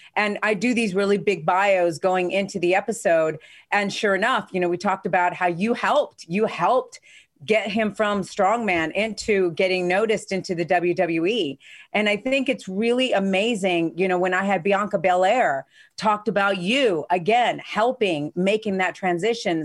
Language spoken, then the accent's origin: English; Spain; moved away; I grew up in Spain